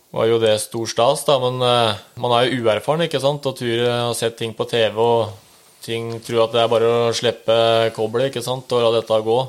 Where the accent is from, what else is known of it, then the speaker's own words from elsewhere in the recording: Oslo, Norway; moved away as an adult; now in Rælingen, Norway; 30 år, fra født og oppvokst i Oslo.